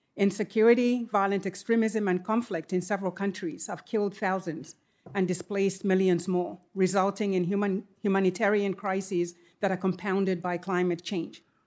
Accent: Zambia; now in United States; As a girl growing up in Zambia

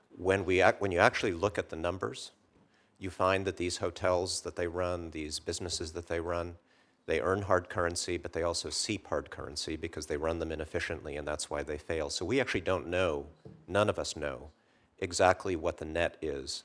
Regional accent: Poland; now in United States; my home country, Poland, in the nineteen eighties

